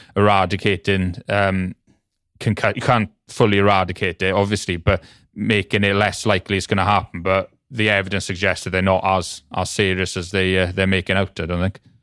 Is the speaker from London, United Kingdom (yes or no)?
no; Welsh, Wales, United Kingdom; I'm Welsh